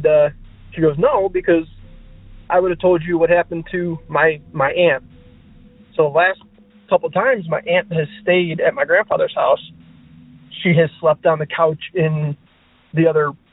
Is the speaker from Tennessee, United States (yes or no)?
no; Buffalo, New York, United States; I'm from Buffalo, New York.